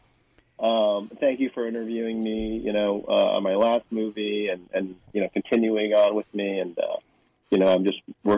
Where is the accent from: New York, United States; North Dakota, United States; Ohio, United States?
New York, United States; now in Hong Kong; I'm from New York.